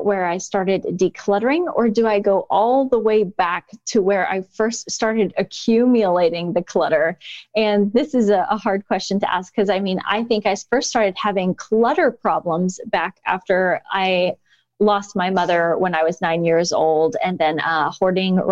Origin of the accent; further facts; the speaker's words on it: Indiana, United States; moved away as an adult; also born or lived in China; I was back in my home state of Indiana